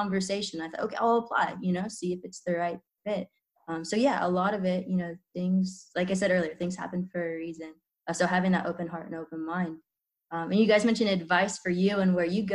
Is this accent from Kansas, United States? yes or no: yes; Kansas, United States; born or raised there